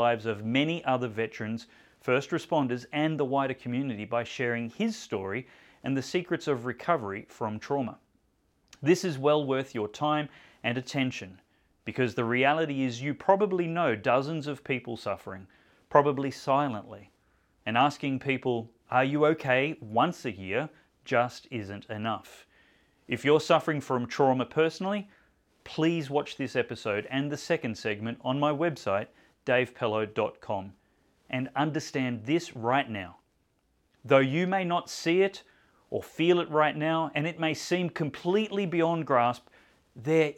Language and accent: English; Australia; I don't think I'm rare as an Aussie.